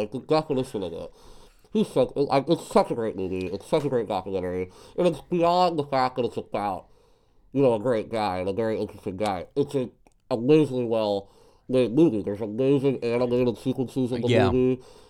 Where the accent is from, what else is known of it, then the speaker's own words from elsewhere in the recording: Pittsburgh, Pennsylvania, United States; I'm from Pittsburgh.